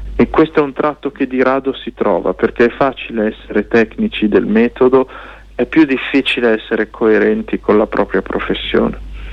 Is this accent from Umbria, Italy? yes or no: no; Lombardy, Italy; che siamo nati in Lombardia eh, molti a Milano